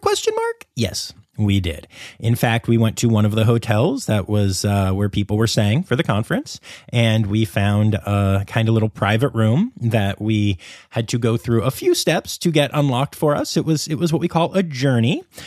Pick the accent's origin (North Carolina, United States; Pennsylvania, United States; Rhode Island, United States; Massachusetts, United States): Pennsylvania, United States; my home state of Pennsylvania